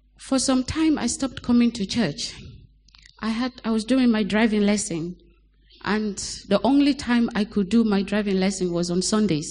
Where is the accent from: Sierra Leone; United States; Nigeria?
Sierra Leone; now in Lower Cambourne, United Kingdom; I was born in Sierra Leone to a Muslim family